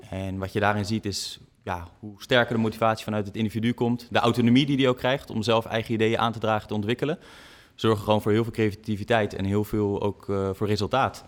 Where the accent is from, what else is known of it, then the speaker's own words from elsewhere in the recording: Netherlands; ons als Nederlanders